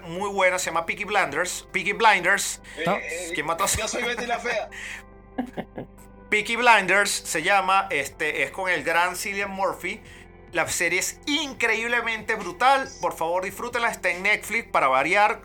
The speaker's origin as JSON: {"language": "Spanish", "country": "Venezuela", "said": "yo soy venezolano"}